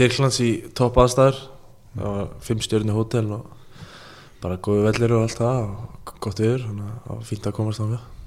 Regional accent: Iceland; ég er frá Ólasík

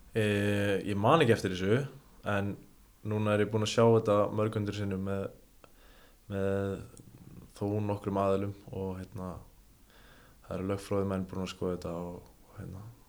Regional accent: Ólafsvík, Western Region, Iceland; ég er frá Ólasík

